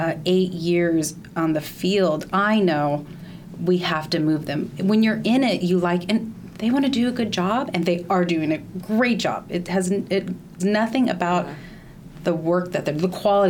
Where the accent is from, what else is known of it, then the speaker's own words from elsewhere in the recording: Bay Area, California, United States; moved away as an adult; now in Los Angeles, United States; I was born and raised in the Bay Area